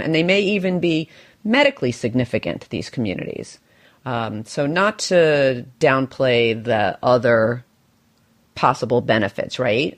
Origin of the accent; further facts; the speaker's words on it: New York, United States; my beloved home city right now, my hometown, which is which is New York